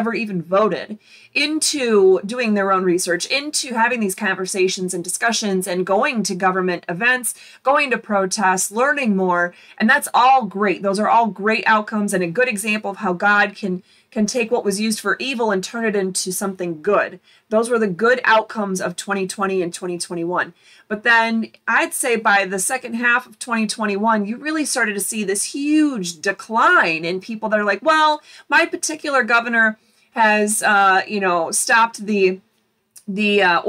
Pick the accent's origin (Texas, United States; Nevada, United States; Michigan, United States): Michigan, United States; born there; Michigan, I was born in Michigan, and all of our daughters were born in Michigan.